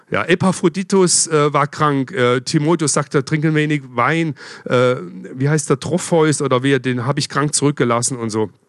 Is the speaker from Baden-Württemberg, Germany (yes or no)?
yes; Freiburg, Baden-Württemberg, Germany; Ja, ich komme ja aus Freiburg, bin öfters durch Basel durchgefahren früher.